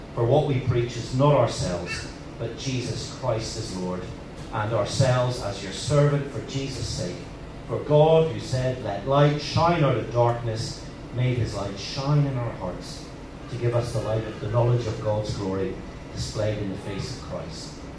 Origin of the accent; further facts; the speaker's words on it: Northern Ireland, United Kingdom; moved away as an adult; also born or lived in Liverpool; now in Hong Kong; I'm, I'm from Northern Ireland